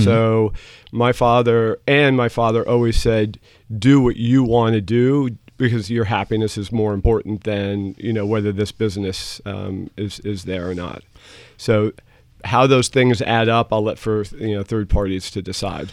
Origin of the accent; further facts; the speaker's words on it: New York City, New York, United States; first language German; English is a second language; I grew up in the New York City area